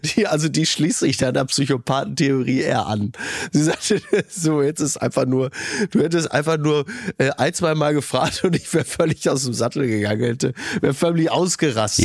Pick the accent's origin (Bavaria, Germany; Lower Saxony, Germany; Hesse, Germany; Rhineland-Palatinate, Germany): Hesse, Germany; Kassel; moved away; Wir kommen aus Kassel Brauxel